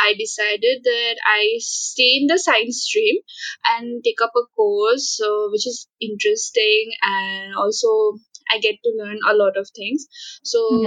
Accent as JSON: {"language": "English", "region": "Assam", "country": "India", "moved": "as an adult", "lives_now": "Shillong, India", "said": "I am originally from Assam"}